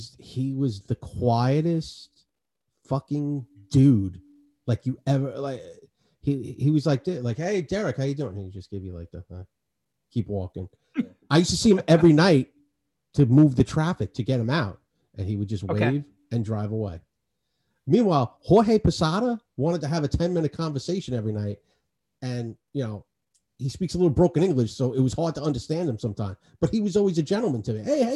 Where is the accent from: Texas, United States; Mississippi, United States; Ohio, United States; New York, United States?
New York, United States; Astoria; I grew up in Astoria.